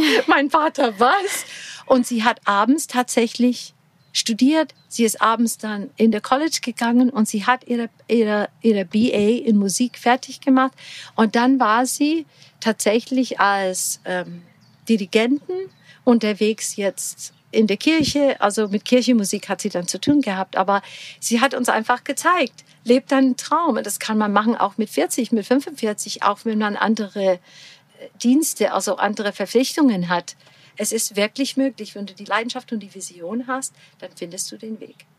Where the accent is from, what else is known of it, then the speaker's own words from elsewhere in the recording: Portland, Oregon, United States; German is a second language; moved away as an adult; also born or lived in Florida; now in Füssen, Germany; Ich bin in sonnige Florida geboren Ach. und aufgewachsen an der Westküste in Portland, Oregon